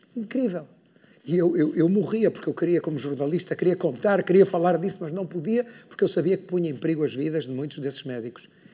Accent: Porto, Norte, Portugal; moved away; Eu sou do Porto, então para mim vir ao Norte é, é sempre um prazer, é sentir que volto a casa

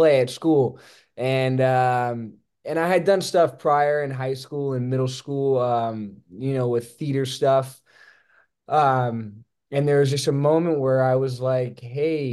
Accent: Las Vegas, Nevada, United States; moved away as an adult; also born or lived in Santa Barbara, California; now in Los Angeles, United States; I was born and raised in Las Vegas, Nevada

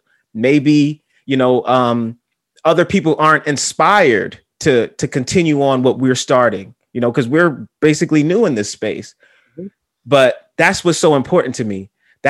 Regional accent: New York City, New York, United States; I went to another state and someone asked me where I was from. And I said the Bronx

